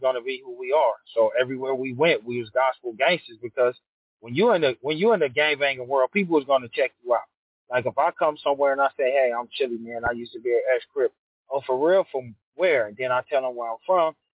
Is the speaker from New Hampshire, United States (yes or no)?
no; Los Angeles, California, United States; also born or lived in Ontario, California; I grew up South Central